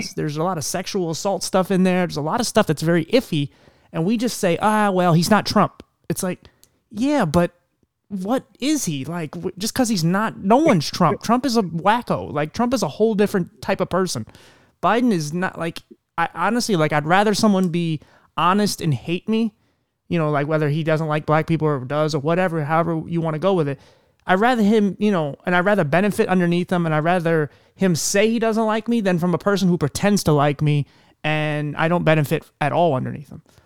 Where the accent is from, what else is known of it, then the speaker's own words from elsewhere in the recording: Philadelphia, Pennsylvania, United States; moved away; originally I'm from Philadelphia